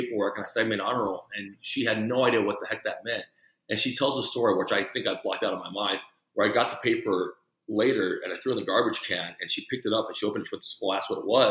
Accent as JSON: {"language": "English", "town": "El Paso", "region": "Texas", "country": "United States", "tie": "born or raised there", "also_born_or_lived": "Taipei, Taiwan", "first_language": "Mandarin", "said": "I grew up in El Paso, where it was 80% Hispanic"}